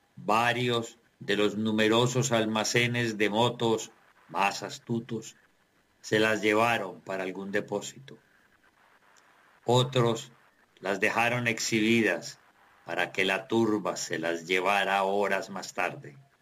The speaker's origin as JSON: {"language": "Spanish", "town": "Tuluá", "region": "Valle del Cauca", "country": "Colombia"}